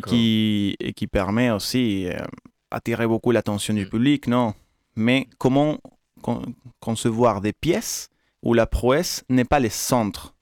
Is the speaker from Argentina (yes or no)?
yes; Argentina; moved away; ma ville natale en Argentine